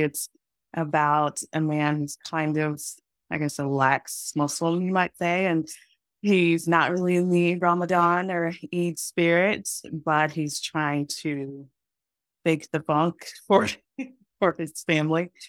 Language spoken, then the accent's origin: English; Texas, United States; moved away as an adult; also born or lived in Los Angeles / Atlanta; I am from Texas. That's where I grew up and went to college and grad school.